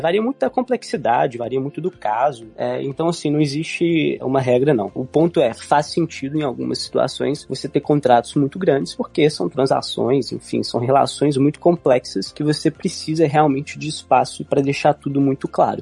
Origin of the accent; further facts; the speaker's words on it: Brazil; nós não nativos de língua inglesa, né, como nós brasileiros